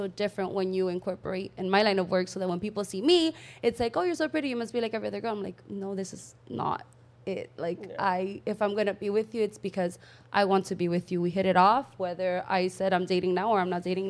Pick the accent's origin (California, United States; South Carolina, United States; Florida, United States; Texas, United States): Florida, United States; Miami; Growing up in Miami